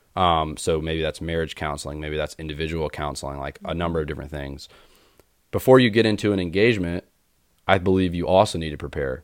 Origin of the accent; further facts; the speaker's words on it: Winston-Salem, North Carolina, United States; I grew up in Winston Salem, North Carolina